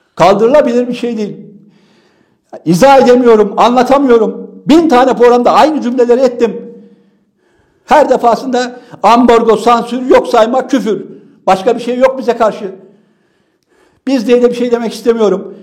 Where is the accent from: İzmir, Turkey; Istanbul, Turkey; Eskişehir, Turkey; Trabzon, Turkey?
Trabzon, Turkey; doğduğum şehir Trabzon